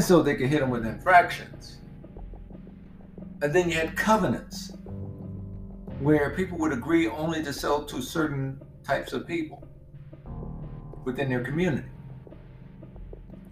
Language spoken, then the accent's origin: English; Mississippi, United States; I grew up in Mississippi where they didn't have HOAs